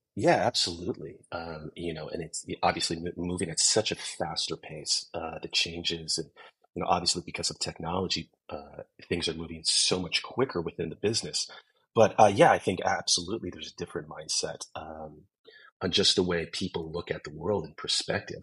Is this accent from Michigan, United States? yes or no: no; San Francisco, California, United States; moved away as an adult; now in Los Angeles, United States; I was born and raised in San Francisco um, in the 80s and 90s